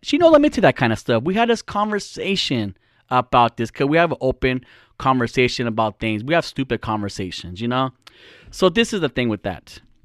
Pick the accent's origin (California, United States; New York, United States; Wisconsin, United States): California, United States; we're from California. I'm a Californian